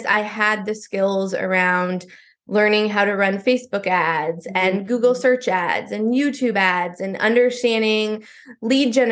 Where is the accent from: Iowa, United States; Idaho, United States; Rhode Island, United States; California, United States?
Iowa, United States; I grew up in Iowa